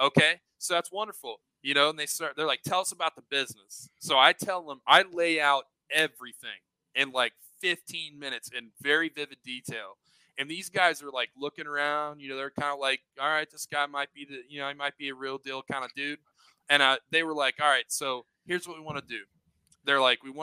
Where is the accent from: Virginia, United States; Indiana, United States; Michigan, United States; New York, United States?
Indiana, United States; Southern; I'm from Indiana, Southern Indiana